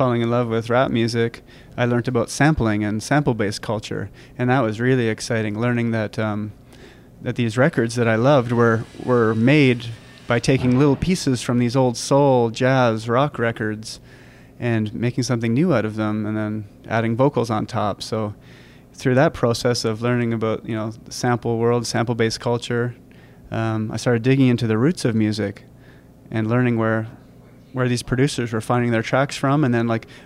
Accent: Richmond Hill, Ontario, Canada; now in Vancouver, Canada; I was born in 1974 in Richmond Hill, Ontario.

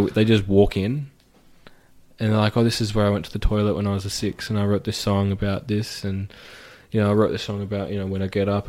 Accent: Australia; Like, if you go to America, I'm Australian.

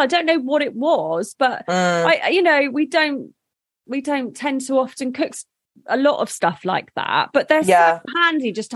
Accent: United Kingdom; we're British

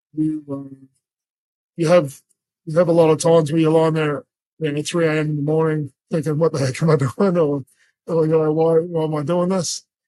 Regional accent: Brisbane, Queensland, Australia; also born or lived in New Zealand; I'm from New Zealand, but Brisbane's my home. It's where I've grown up since I was nine years old.

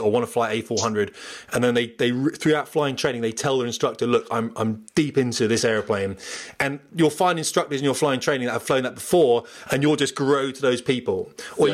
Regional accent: Portsmouth, South East England, United Kingdom; moved away; I'm from Portsmouth

